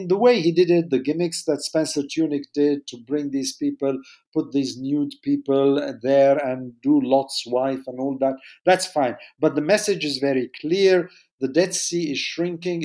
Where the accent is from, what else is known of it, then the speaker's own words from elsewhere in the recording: Jordan; I was born in Jordan.